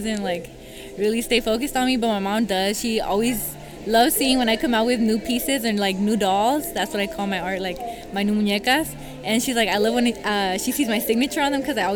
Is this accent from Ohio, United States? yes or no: no; Oakland, California, United States; I'm from Oakland. I'm from Oakland, California